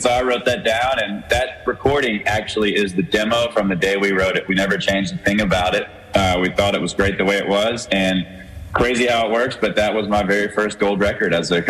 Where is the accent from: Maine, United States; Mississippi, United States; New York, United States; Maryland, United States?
Mississippi, United States; Hattiesburg; moved away as an adult; now in Nashville, United States; is about my hometown, Hattiesburg, Mississippi.